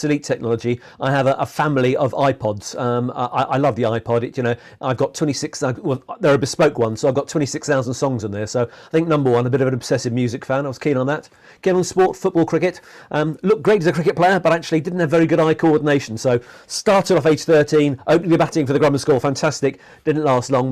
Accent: Maidstone, South East England, United Kingdom; I was born in Maidstone in Kent

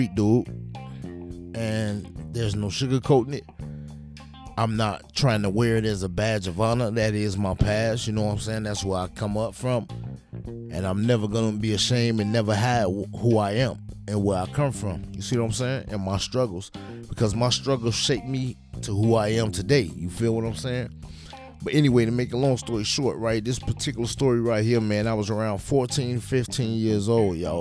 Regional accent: Chicago, Illinois, United States; I am from Chicago, Illinois.

